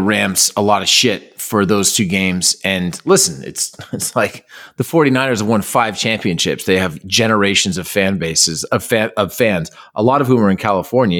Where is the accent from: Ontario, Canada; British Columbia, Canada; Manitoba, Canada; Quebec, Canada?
Ontario, Canada; Toronto; growing up in Toronto